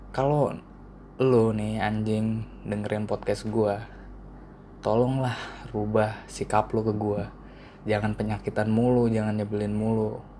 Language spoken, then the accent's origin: Indonesian; Karawang, West Java, Indonesia; plat nomornya itu T As Karawang kan gue juga asal Karawang